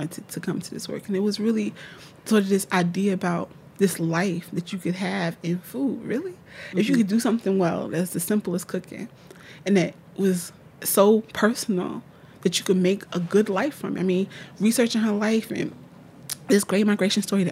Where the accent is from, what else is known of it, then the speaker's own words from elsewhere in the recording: Newark, New Jersey, United States; I'm from Newark, New Jersey